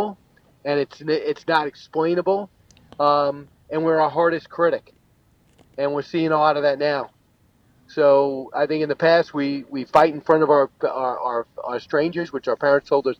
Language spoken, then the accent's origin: English; New York City / Long Island, United States; the people I grew up with in New York City